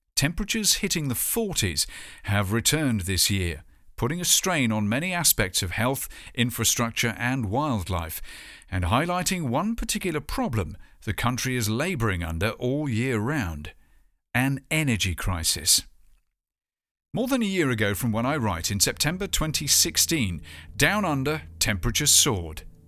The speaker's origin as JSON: {"language": "English", "country": "United Kingdom"}